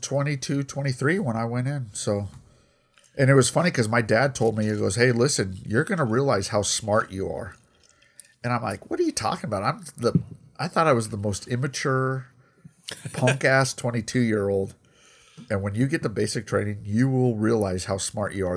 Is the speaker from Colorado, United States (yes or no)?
yes; Colorado, United States; I grew up in Colorado